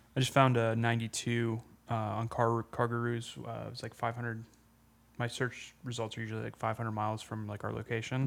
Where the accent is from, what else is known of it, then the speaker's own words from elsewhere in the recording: Pennsylvania, United States; moved away; go home back to Pennsylvania